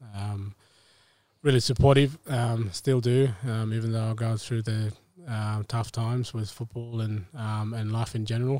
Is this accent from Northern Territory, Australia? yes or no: yes; Bathurst Island, Tiwi Islands, Northern Territory, Australia; moved away; also born or lived in Melbourne; I grew up in the Tiwi Islands, um, Bathurst Island